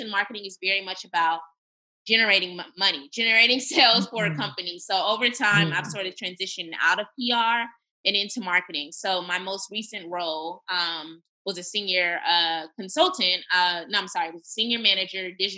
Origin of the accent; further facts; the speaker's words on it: California, United States; moved away as an adult; now in Texas, United States; my home state of California